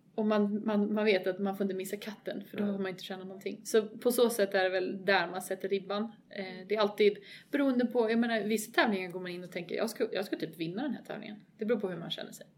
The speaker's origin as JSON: {"language": "Swedish", "country": "Sweden", "said": "som svensk"}